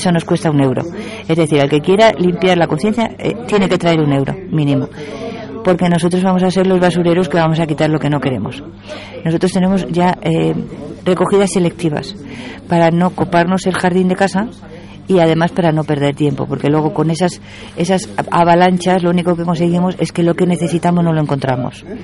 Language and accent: Spanish; Madrid, Community of Madrid, Spain; now in Galapagar, Spain; Bueno, vamos a ver. Eh, yo soy de Madrid, tengo